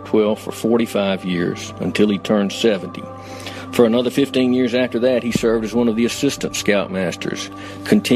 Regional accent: Tupelo, Mississippi, United States; I grew up in Tupelo, Mississippi, best known as the birthplace of …

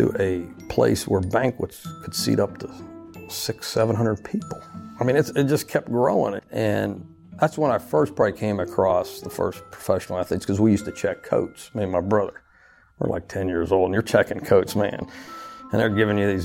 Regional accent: Uniontown, Pennsylvania, United States; now in Louisiana, United States; here I am from Uniontown, Pennsylvania

